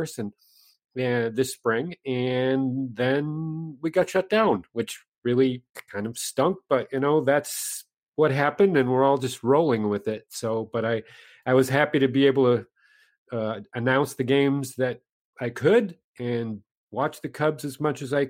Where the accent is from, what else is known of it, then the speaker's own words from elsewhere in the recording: Minneapolis, Minnesota, United States; I grew up in Minneapolis